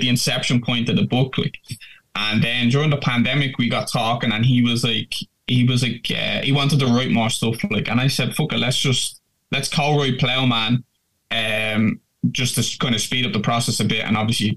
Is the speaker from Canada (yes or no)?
no; Dublin, Leinster, Ireland; my hometown, like, which is Finglas in Dublin